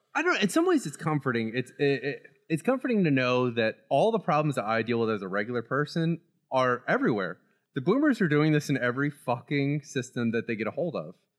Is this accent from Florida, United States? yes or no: yes; Florida, United States; Growing up in Florida